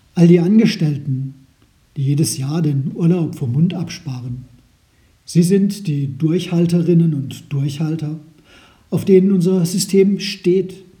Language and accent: German; Germany; bei uns in Deutschland